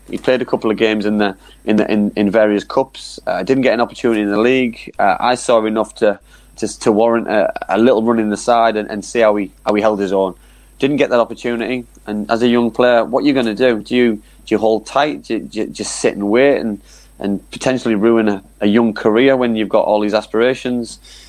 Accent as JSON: {"language": "English", "town": "Middlesbrough", "region": "North East England", "country": "United Kingdom", "tie": "born or raised there", "said": "I loved my time when I played for my hometown club"}